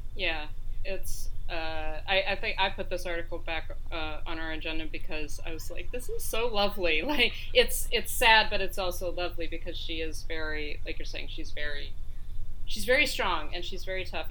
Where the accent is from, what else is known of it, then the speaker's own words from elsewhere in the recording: upstate New York, United States; if you go to my hometown and you see people that aren't white it's surprising